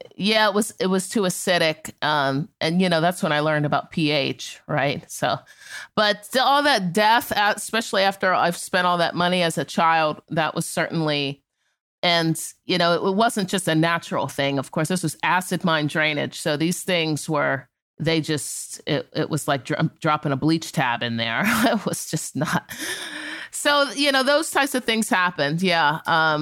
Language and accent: English; Appalachia, United States; I'm from Appalachia